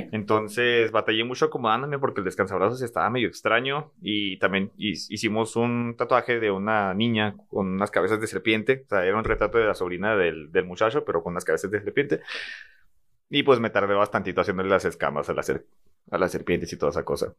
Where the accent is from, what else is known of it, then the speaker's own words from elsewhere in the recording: Ciudad Juárez, Chihuahua, Mexico; moved away; soy de Juárez